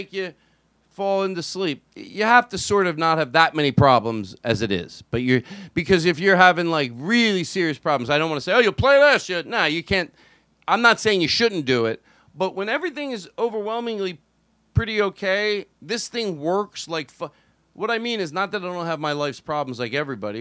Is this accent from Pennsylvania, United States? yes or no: yes; Philadelphia, Pennsylvania, United States; I grew up in Philadelphia